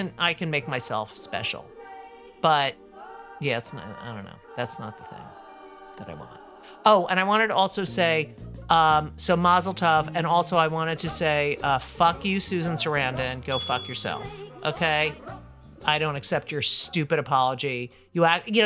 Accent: New Jersey, United States; in New Jersey. And that's my home state.

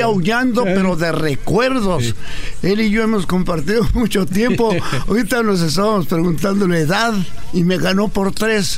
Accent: Ciudad Juárez, Chihuahua, Mexico; Nací, nací en Ciudad Juárez, Chihuahua, en el año de 1931.

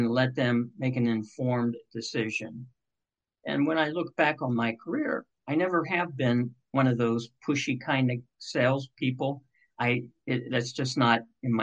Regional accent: Cincinnati, Ohio, United States; growing up in Cincinnati

